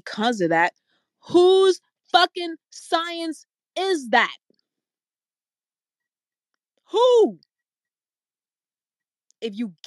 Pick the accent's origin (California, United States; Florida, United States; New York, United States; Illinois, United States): New York, United States; New York City; I'm from New York City